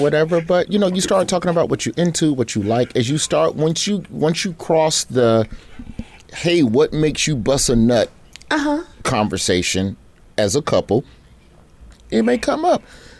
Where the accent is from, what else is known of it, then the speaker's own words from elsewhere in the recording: Birmingham, Alabama, United States; growing up in Birmingham